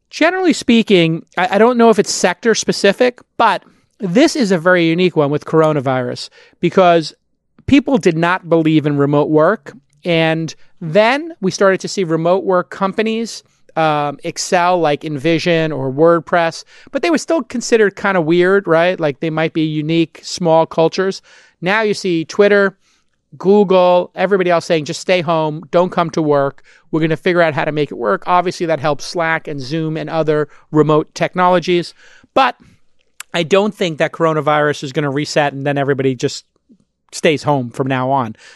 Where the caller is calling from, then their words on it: San Francisco, California, United States; I'm calling from San Francisco.